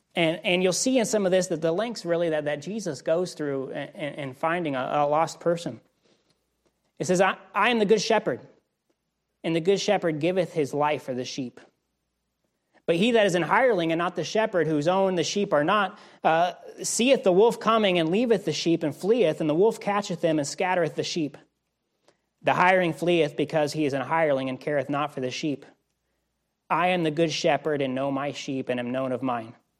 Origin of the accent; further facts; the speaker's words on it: Wichita, Kansas, United States; moved away; where I grew up in Wichita, Kansas